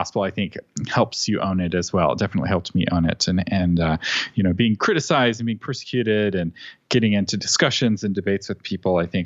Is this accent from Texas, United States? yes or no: yes; Austin, Texas, United States; I grew up in Austin and I grew up in a Christian family